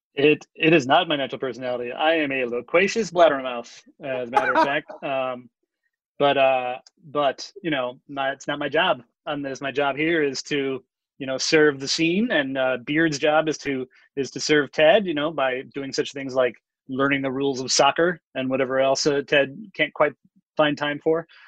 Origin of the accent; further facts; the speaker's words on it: Chicago, Illinois, United States; I'm from Chicago